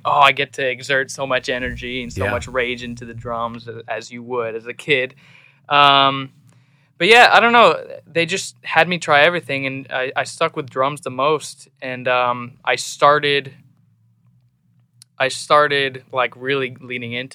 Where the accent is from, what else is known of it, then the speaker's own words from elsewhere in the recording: Seattle, Washington, United States; moved away as an adult; now in Nashville, United States; I was born and raised in Seattle, Washington